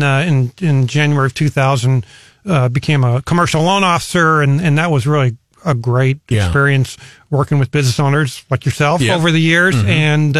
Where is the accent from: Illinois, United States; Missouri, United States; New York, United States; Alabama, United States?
Missouri, United States; Columbia; And in Hickman, but I consider Columbia my hometown.